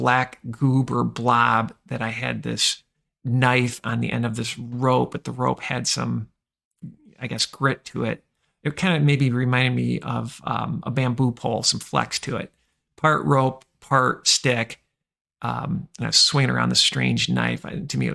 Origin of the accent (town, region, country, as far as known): Michigan, United States; born or raised there